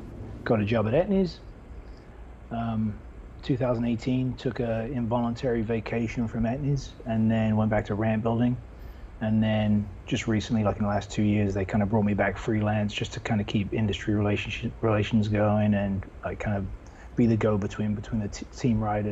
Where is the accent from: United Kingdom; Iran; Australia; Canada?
United Kingdom; London; moved away as an adult; now in United States; I'm from England, London, England. Was professional BMXer in the UK, then moved here in 89